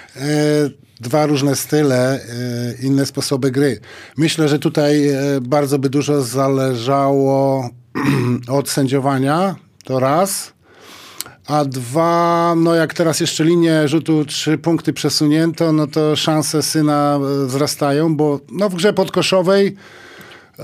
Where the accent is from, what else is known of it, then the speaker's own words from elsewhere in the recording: Białystok, Podlaskie Voivodeship, Poland; ja z Białego Stoku trafiłem do, do koszykówki